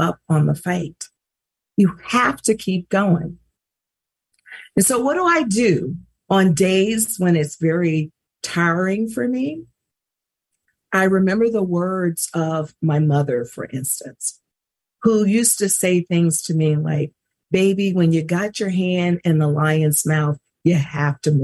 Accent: Mississippi, United States; she's so proud of being from Mississippi, and I am as well.

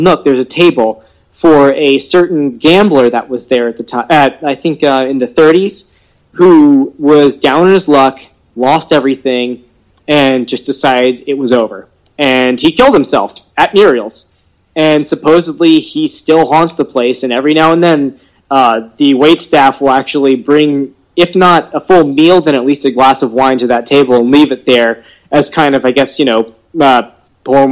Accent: Louisiana, United States; I'm from Louisiana, and we say everything wrong

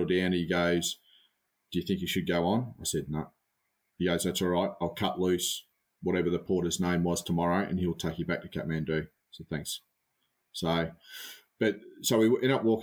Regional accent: Australia; being an Aussie bloke

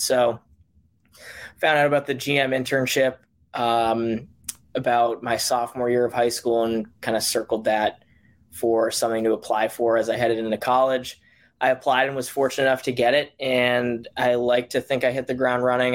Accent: Boston, Massachusetts, United States; I'm from Boston, Mass, born and raised.

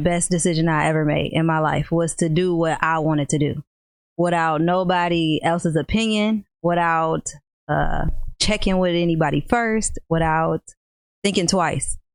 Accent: Rockford, Illinois, United States; I'm from Rockford, Illinois. Been born here and raised

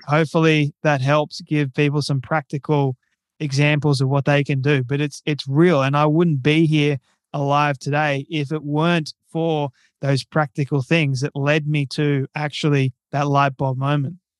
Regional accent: Australia; I'm Australian and I'm twenty-five years old at the moment.

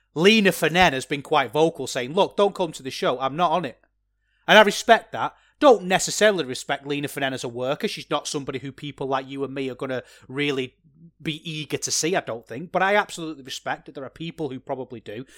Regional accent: England, United Kingdom; As an Englishman myself

